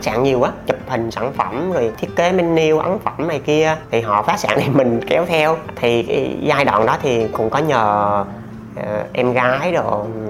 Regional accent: Gia Lai, Vietnam; sinh ra và lớn lên ở Gia Lai

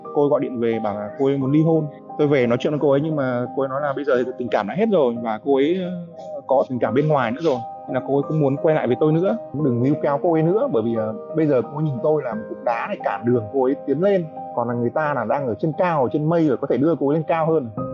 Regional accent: Hanoi, Vietnam; moved away as an adult; now in Nha Trang, Vietnam; Quê tôi Hà Nội

